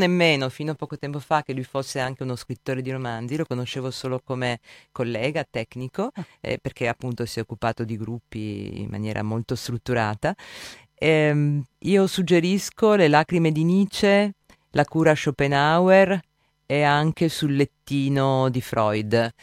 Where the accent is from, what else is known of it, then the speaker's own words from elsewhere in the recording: Gorizia, Friuli-Venezia Giulia, Italy; vengo da Gorizia